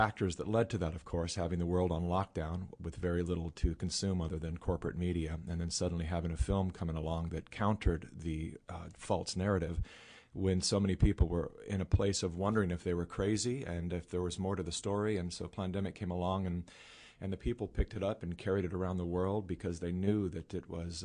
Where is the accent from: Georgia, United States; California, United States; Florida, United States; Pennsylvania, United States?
California, United States; I was born and raised in California